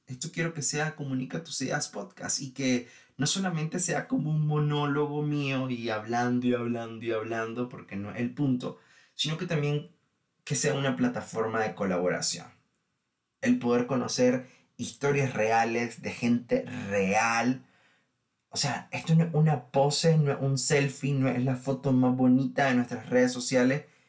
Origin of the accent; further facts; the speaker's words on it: Nicaragua; Les cuento que en mi país, Nicaragua